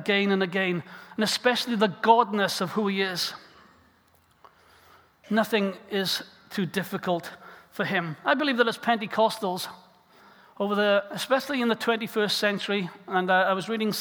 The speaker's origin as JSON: {"language": "English", "region": "South Wales", "country": "United Kingdom", "tie": "born or raised there", "said": "as a young boy growing up in South Wales"}